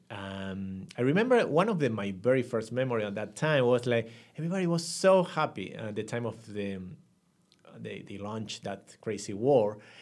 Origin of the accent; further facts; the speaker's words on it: Buenos Aires, Argentina; English is a second language; grew up in a family of one brother, two sisters, uh, in Buenos Aires